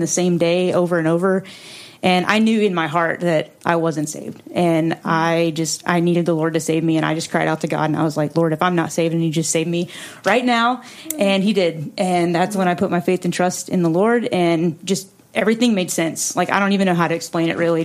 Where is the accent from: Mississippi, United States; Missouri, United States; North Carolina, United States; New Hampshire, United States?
North Carolina, United States; moved away as an adult; I grew up in North Carolina. And I moved here in 2008 to go to music school